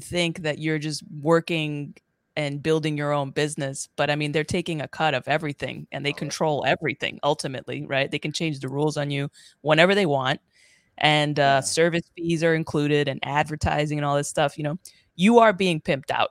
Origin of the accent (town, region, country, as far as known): New York City, New York, United States; moved away